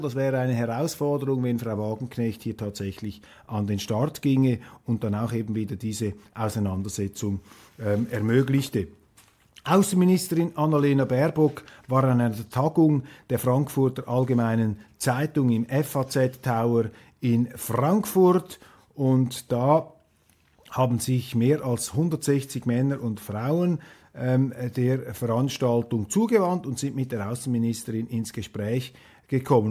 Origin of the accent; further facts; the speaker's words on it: Switzerland; als Schweizer